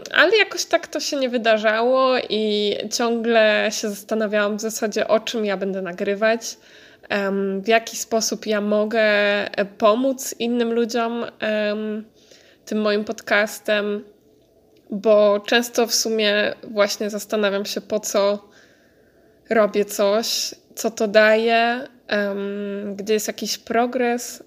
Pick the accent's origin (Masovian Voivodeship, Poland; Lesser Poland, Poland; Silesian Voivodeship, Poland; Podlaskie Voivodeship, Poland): Masovian Voivodeship, Poland; near Warsaw; moved away as an adult; now in Netherlands; ja jestem z okolic Warszawy